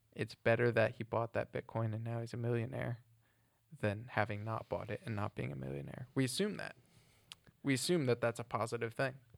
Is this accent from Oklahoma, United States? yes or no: no; New Jersey, United States; moved away as an adult; also born or lived in Ohio / Ireland; now in England; growing up in New Jersey than going to uni in Ohio